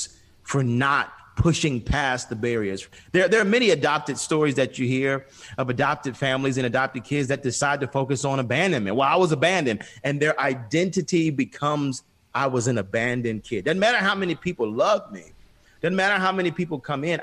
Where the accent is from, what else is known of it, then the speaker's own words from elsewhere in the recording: Atlanta, Georgia, United States; I grew up on Auburn Avenue, which was the birthplace of civil rights here, in the States, and especially in in Atlanta.